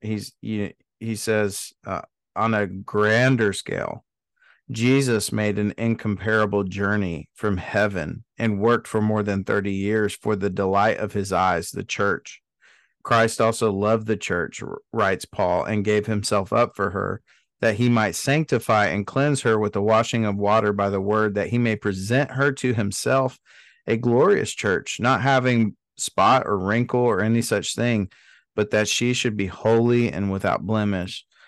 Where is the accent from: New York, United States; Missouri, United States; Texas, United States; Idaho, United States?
Texas, United States; Dallas; I grew up in Dallas